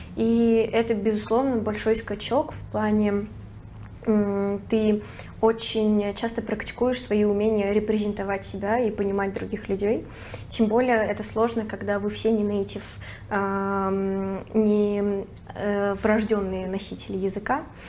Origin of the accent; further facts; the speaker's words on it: Moscow, Russia; moved away as an adult; now in Barcelona, Spain; Я из Москвы